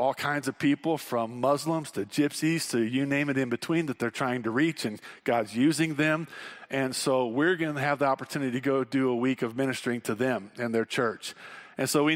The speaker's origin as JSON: {"language": "English", "region": "Wyoming", "country": "United States", "said": "we're from Wyoming and a lot of us camp"}